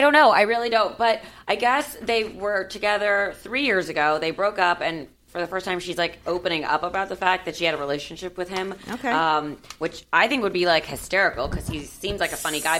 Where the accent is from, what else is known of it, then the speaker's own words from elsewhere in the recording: Miami, Florida, United States; now in Los Angeles, United States; since I grew up in Miami, I like grew up in a melting pot